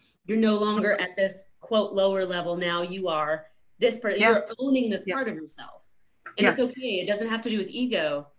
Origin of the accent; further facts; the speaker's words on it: the South, United States; because I grew up in the South somewhat